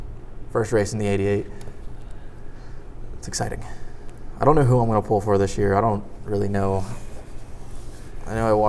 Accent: United States; I just love being an American

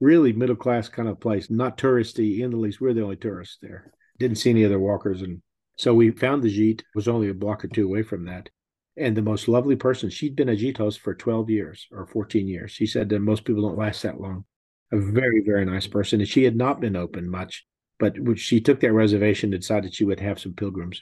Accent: Texas, United States; I'm from Texas

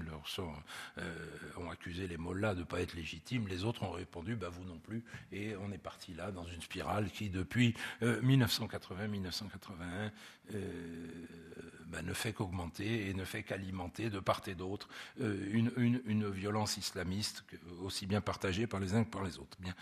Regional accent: France; chez nous en France

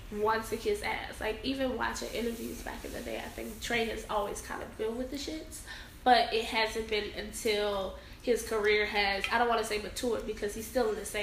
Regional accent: Chicago, Illinois, United States; So I'm from the West Side

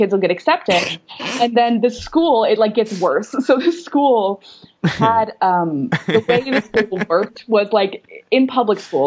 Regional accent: Los Angeles, California, United States; I grew up in Venice Beach, which is like the west side of Los Angeles

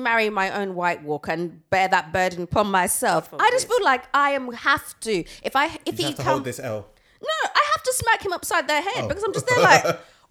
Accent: Essex, East of England, United Kingdom; Growing up in Essex

